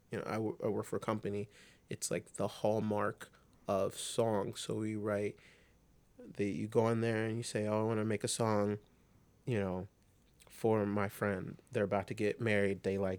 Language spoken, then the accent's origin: English; New York City, New York, United States; born there; I'm from New York City, and that's where I was born, but I grew up here.